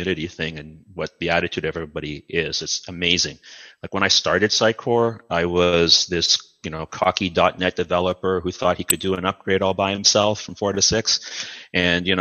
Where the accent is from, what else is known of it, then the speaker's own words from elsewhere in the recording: Toronto, Ontario, Canada; also born or lived in Dominica / Mississauga / Oakville; culturally, I'm mostly from Mississauga and Oakville and suburban Canada and Toronto. You know, I'm a Toronto boy